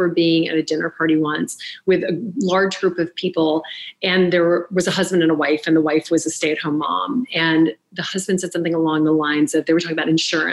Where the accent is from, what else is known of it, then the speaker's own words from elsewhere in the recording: the South, United States; I grew up in the South. My mom is British.